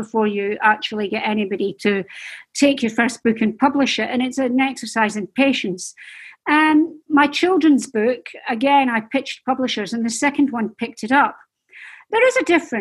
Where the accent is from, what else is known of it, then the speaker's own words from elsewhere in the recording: Dundee, Scotland, United Kingdom; I'm Scottish and we're not famed for our patience, I have to say, up in Scotland, especially in Dundee